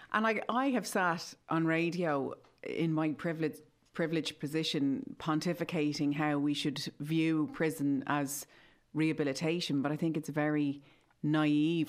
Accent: Ireland; growing up in Ireland

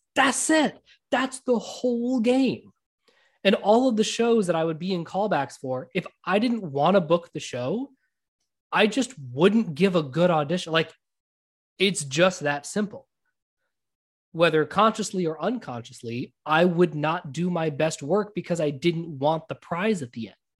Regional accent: United States; also born or lived in India; I was born in India, but I'm American

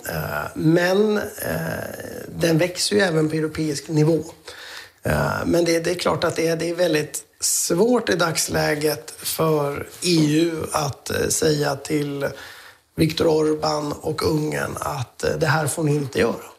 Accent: Sweden; vi svenskar

